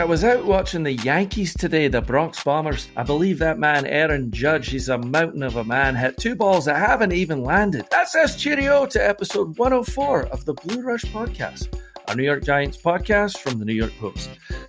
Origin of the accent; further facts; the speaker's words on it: Scotland, United Kingdom; I'm the Scotsman